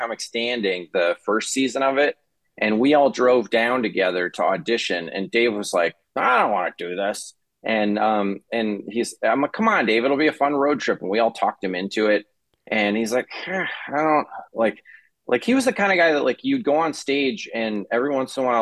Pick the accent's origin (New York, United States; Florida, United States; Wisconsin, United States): Wisconsin, United States; Janesville; moved away as an adult; also born or lived in Minnesota; I grew up in Wisconsin